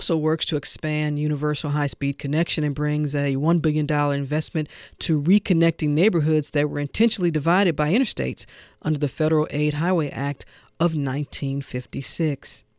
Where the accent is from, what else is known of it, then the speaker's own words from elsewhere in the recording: St. Louis, Missouri, United States; You are talking to a sister from St. Louis.